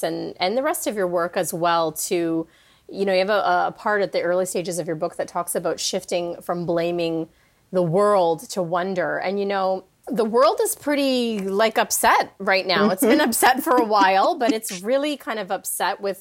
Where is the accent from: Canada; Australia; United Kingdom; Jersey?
Canada; now in California, United States; I'm living in the States now in California, but I'm Canadian